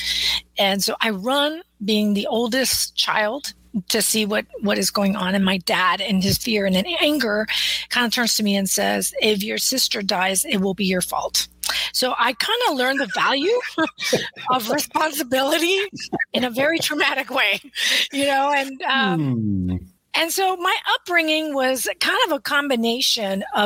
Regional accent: South Texas, United States; now in Austin, United States; I'm in Austin, Texas currently, but I grew up in South Texas.

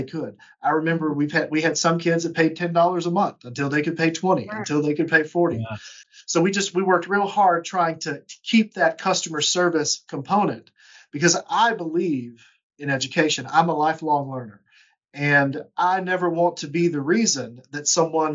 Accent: Georgia, United States; now in Chattanooga, United States; My undergrad was at Georgia College in Georgia because I'm from Georgia

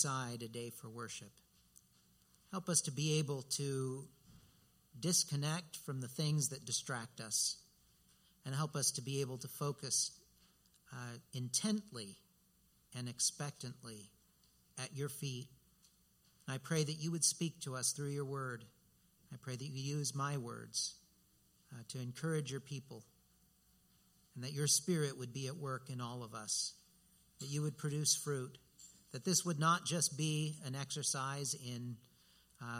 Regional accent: United States; for us as American Christians

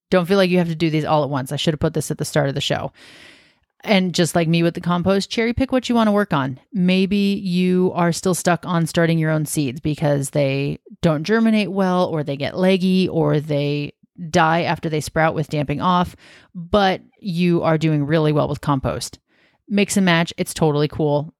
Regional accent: Washington, United States; now in Oregon, United States; I'm from Washington State, which is just north of Oregon

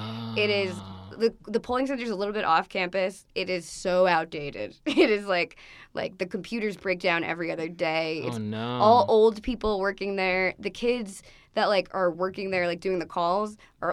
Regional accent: Long Island, New York, United States; now in Newark, United States; I'm from Long Island

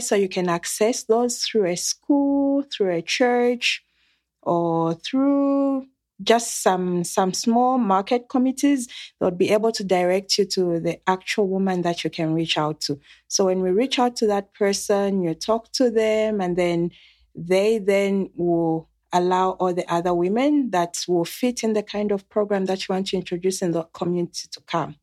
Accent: Zambia; I am coming from Zambia. It's a country in the southern part of Africa.

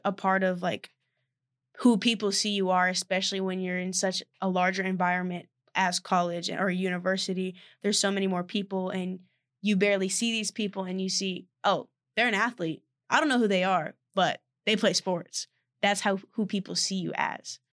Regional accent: Austin, Texas, United States; moved away; I'm from Austin, Texas

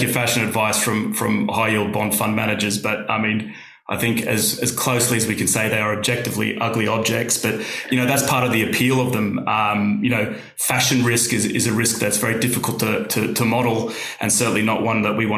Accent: Australia; now in United Kingdom; I'm Australian

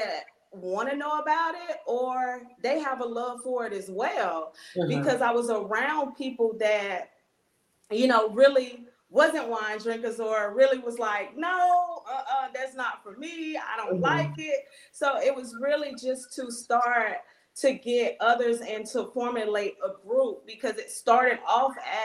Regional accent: Miami, Florida, United States; moved away as an adult; also born or lived in North Carolina / Denmark, South Carolina; now in Greenville, United States; I'm originally from Miami, Florida. I was born and raised there.

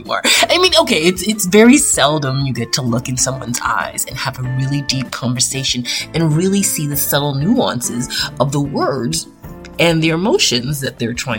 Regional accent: Toronto, Ontario, Canada; as a Canadian girl born and raised in Toronto, Canada

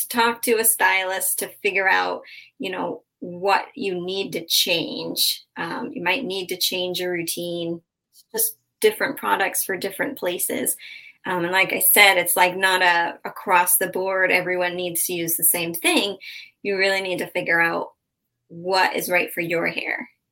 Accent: Massachusetts, United States; moved away as an adult; now in Southwest Florida, United States; I'm from Massachusetts

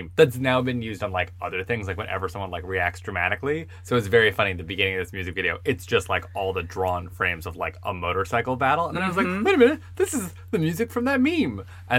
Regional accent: Long Island, New York, United States; I'm from Long Island

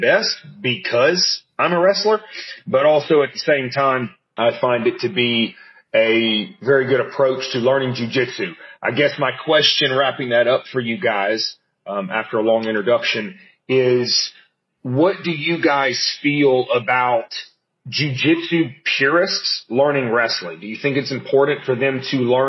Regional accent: United States; I'm actually from the States

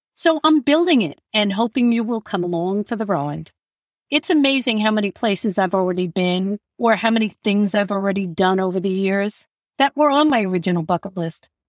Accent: Long Island, New York, United States; I grew up on Long Island in New York, and we moved a couple of times during my years in grades K through 12

